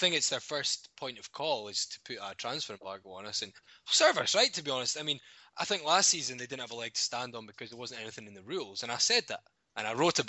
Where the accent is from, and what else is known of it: Dumfries, Scotland, United Kingdom; born or raised there; also born or lived in Stirling